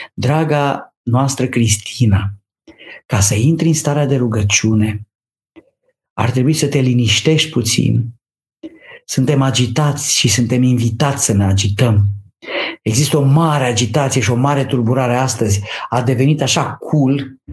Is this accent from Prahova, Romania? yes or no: yes; near Câmpina, Prahova Valley, Romania; Eu am copilărit lângă Câmpina, sunt prahovean de pe Valea Prahovei